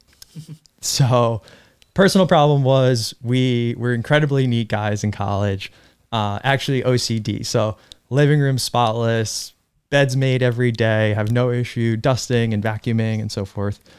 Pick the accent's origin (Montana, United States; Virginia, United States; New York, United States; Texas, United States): New York, United States; Irvington; also born or lived in Russia; I grew up in Irvington, New York